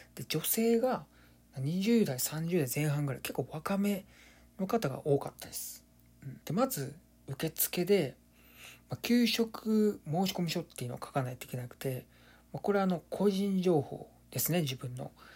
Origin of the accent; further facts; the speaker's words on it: Kansai, Japan; 僕関西出身で